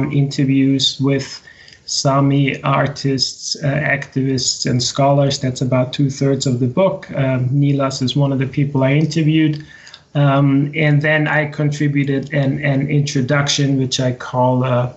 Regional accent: Austria; moved away as an adult; also born or lived in Arizona, United States; now in Sweden; I grew up in the center of Europe in Austria.

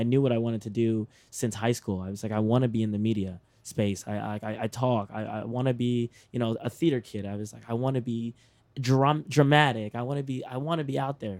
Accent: Texas, United States; I'm from Texas

